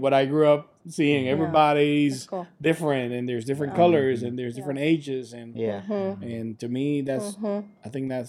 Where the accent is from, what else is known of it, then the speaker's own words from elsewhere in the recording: Puerto Rico; now in United States; I come from Puerto Rico, which is where I grew up